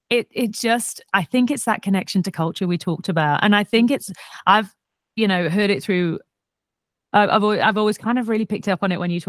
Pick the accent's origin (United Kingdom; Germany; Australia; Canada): United Kingdom; Wales; I grew up in um, as I was born and and raised in Cymru, so I mm-hmm. I class myself as Welsh.